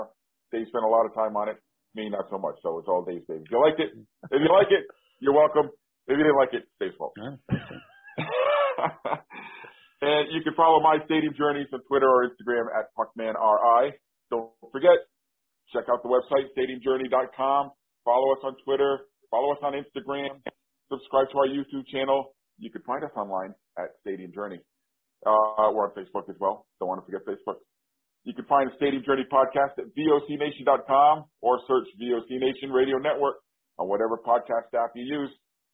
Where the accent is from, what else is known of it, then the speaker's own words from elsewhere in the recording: New Jersey, United States; That's my home state.